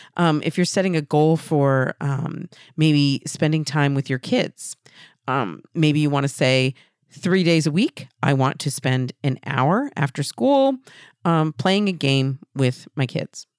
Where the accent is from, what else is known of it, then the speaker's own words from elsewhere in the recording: New Hampshire, United States; Exeter, New Hampshire, right here in my home state